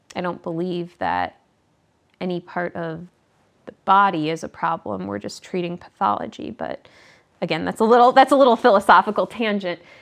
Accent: Midwest, United States; I'm from the Midwest

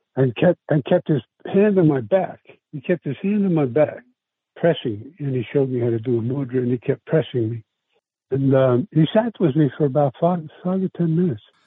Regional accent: New York City, New York, United States; first language Italian; English is a second language; moved away as an adult; now in San Francisco, United States; I was raised in New York. I come from New York. I come from South Brooklyn.

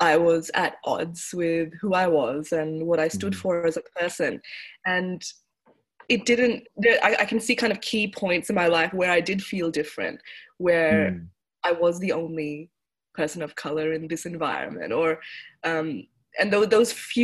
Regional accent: Melbourne, Victoria, Australia; also born or lived in Mohali, India; I was born in Mohali, next to Chandigarh. And we moved and migrated to Melbourne when I was about 1 year old. And I obviously don't remember much of India when I was one. But I grew up in Melbourne

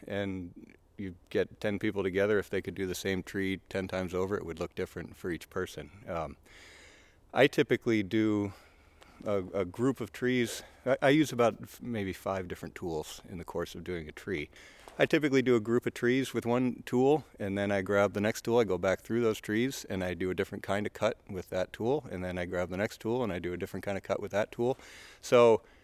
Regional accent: Western New York, United States; now in Middlebury, United States; I'm from Western New York originally

